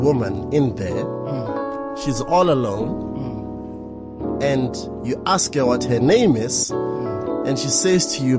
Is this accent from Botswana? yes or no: yes; Botswana; I'm from Botswana.